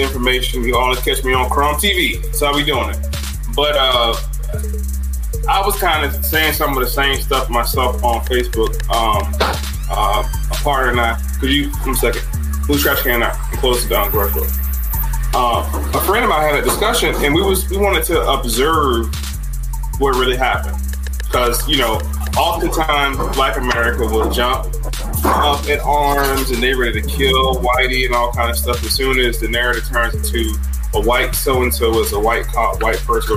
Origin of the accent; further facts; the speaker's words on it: Georgia, United States; I'm from Georgia